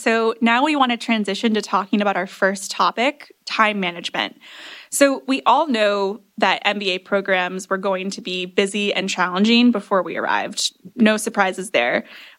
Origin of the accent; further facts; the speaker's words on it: Grand Rapids, Michigan, United States; I'm from Grand Rapids, Michigan.